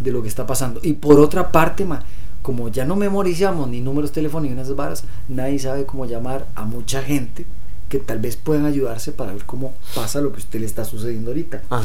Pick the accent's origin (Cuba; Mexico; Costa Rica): Costa Rica; como ticos